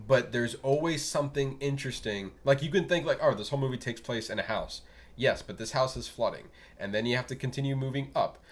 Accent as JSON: {"language": "English", "region": "Florida", "country": "United States", "said": "as a Flor- uh, Floridian"}